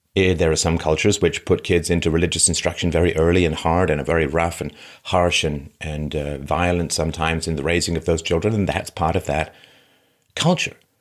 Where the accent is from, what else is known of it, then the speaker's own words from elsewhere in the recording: London, United Kingdom; also born or lived in Athlone, Ireland; I was born in Ireland, in Athlone, Ireland, and spent a lot of time there growing up. I grew up mostly in London